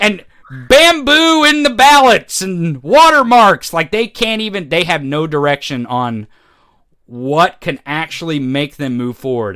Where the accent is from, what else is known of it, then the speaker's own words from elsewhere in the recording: Missouri, United States; we grew up in the Midwest. You're from Indiana. I'm from Missouri